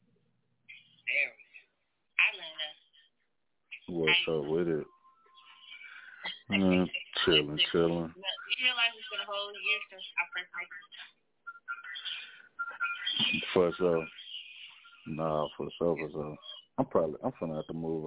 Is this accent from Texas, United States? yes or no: yes; Fort Worth, Texas, United States; I'm from Fort Worth, Texas, west side of Fort Worth, Texas